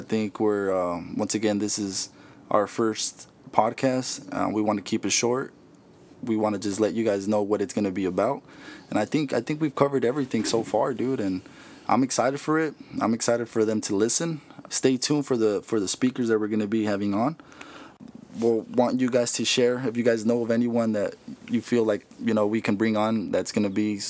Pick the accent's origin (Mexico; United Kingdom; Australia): Mexico; like everyone else that comes here I come from Mexico, right? Someone who comes from another country, it's like our parents come here and we surpass them, right?